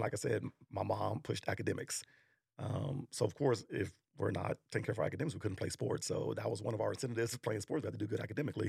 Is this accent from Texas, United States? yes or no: yes; Arlington, Texas, United States; also born or lived in New York; we grew up in Arlington